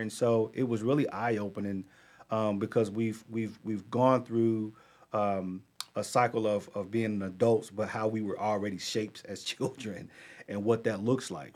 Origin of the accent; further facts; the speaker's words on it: Charlotte, North Carolina, United States; I grew up in Charlotte